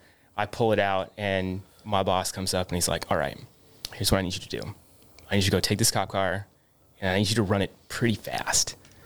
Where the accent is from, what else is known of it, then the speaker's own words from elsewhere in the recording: Bend, Oregon, United States; also born or lived in Cupertino, United States; I grew up in Oregon. I was born here, born in Northern California, down South Bay, Cupertino, and then moved from there up to Oregon. My family lived in Bend, Oregon, right down smack dab in the middle there.